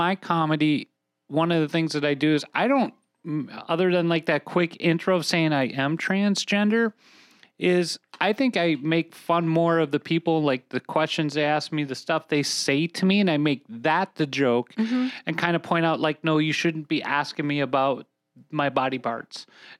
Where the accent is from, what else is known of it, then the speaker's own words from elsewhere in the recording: Minnesota, United States; if my voice doesn't give me away, I'm from Minnesota.